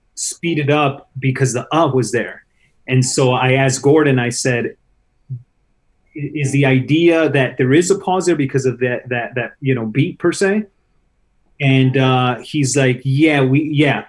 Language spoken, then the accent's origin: English; Chicago, Illinois, United States; I grew up in Chicago